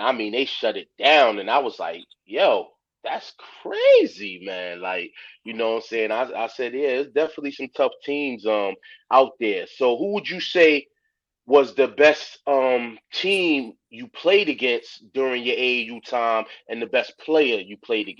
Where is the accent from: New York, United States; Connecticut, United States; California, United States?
Connecticut, United States; I'm from Connecticut